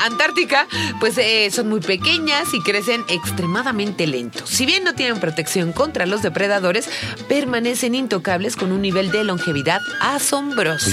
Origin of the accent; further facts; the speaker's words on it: Mexico; nosotros como turistas mexicanos, ¿no? Que no somos de Chiapas